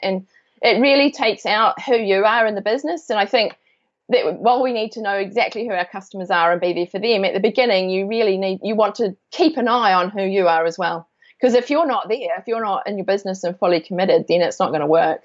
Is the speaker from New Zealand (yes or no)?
yes; New Zealand; moved away as an adult; also born or lived in London, United Kingdom; I am from New Zealand. I grew up here, but I lived in U- in um, London in the UK for 17 years